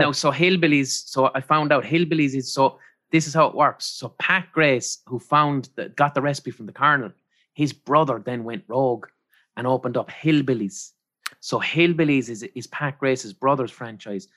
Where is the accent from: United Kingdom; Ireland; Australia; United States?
Ireland; growing up in Ireland